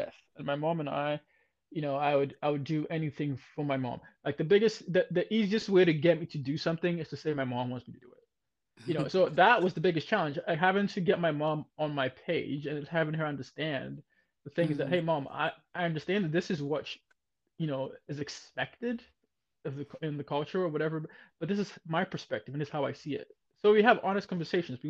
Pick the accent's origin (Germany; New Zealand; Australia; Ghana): Ghana; moved away; growing up in Ghana, when I was in Ghana